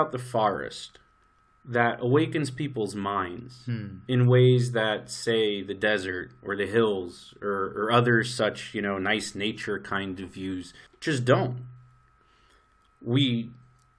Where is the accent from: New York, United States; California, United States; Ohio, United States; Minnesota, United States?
New York, United States; moved away as an adult; now in Israel; I grew up in New York.